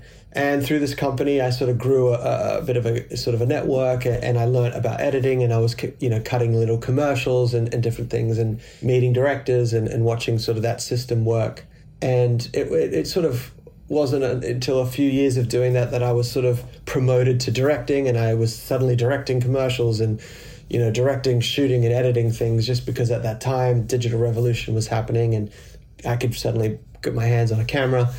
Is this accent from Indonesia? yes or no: yes; Indonesia; also born or lived in Australia; I was born in Australia. My father worked in public relations and he started a small arm of his company in Indonesia. I moved to Indonesia.